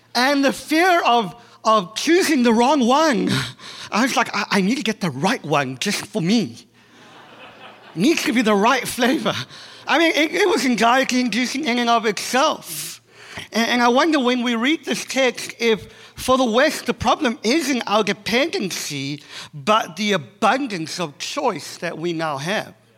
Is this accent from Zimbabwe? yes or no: no; South Africa; accent: South African; moved away as an adult; now in Boston, United States; I'm South African, uh, born and bred. If you haven't figured out that the accent is not Australian, it is South African.